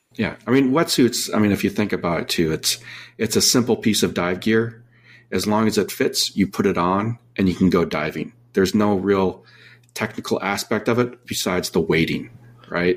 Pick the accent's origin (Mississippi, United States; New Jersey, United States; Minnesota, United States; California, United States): Minnesota, United States; now in San Diego, United States; I grew up in Minnesota